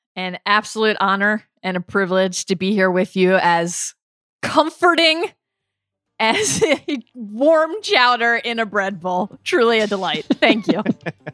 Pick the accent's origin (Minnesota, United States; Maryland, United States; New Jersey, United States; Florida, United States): Maryland, United States; Baltimore; also born or lived in New York; now in Los Angeles, United States; I grew up in Baltimore, but I came to L A from New York.